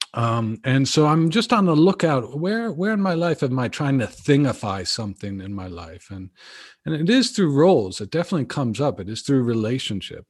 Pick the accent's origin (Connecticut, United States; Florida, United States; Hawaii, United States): Connecticut, United States; moved away as an adult; also born or lived in California; I grew up in Connecticut